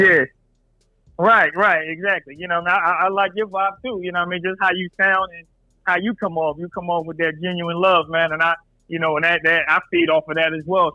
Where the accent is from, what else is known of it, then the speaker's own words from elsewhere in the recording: Philadelphia, Pennsylvania, United States; I'm from Philly